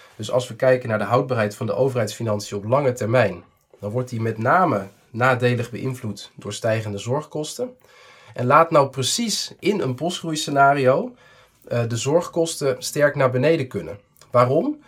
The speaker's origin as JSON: {"language": "Dutch", "country": "Netherlands"}